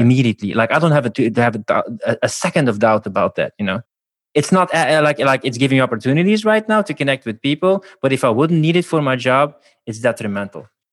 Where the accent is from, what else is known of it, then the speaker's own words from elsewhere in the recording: Belgium; now in Budapest, Hungary; Belgium originally, I'll even Budapest right now